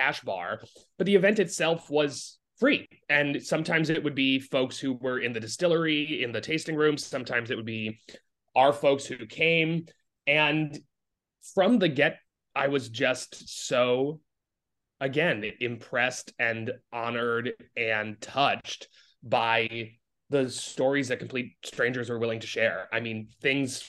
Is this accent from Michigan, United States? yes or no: no; Providence, Rhode Island, United States; moved away as an adult; now in New York City, United States; growing up in Providence, Rhode Island.